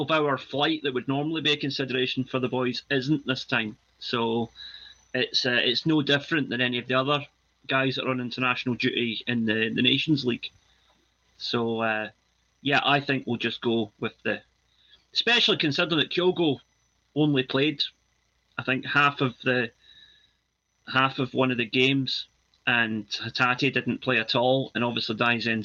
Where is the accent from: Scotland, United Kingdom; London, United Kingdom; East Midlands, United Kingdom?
Scotland, United Kingdom; yep. proud